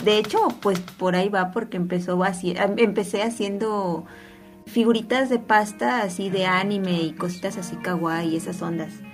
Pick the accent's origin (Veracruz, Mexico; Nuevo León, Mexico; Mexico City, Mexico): Veracruz, Mexico; Orizaba; now in Xalapa, Mexico; yo vivo aquí en Jalapa, pero yo no soy de aquí, entonces, boom. yo soy de Orizaba